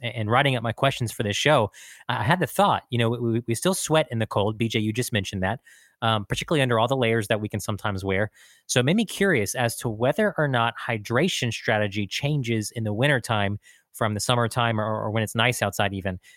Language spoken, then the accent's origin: English; Texas, United States; as a Texan